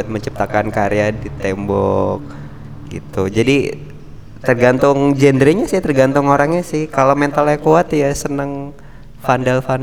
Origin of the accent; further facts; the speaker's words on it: Jakarta, Indonesia; now in Nganjuk, Indonesia; aku pindahan dari Jakarta